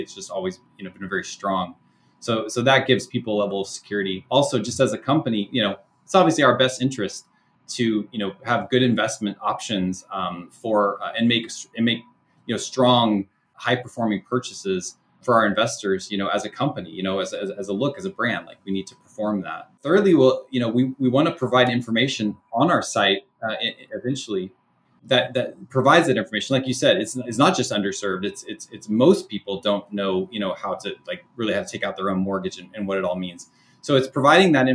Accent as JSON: {"language": "English", "town": "Sacramento", "region": "California", "country": "United States", "said": "my local team here, I'm from Sacramento, Sacramento Kings"}